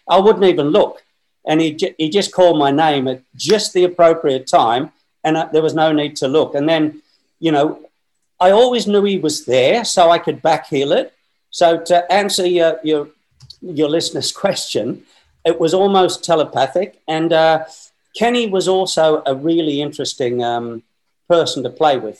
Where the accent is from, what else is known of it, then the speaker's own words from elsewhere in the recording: Newcastle, New South Wales, Australia; moved away as an adult; I'm from Newcastle, Northern New South Wales, Australia